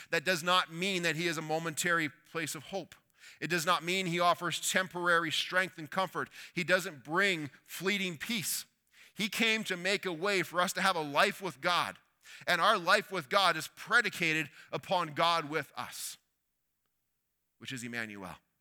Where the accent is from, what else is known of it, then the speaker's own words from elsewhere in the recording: Canada; we're Canadian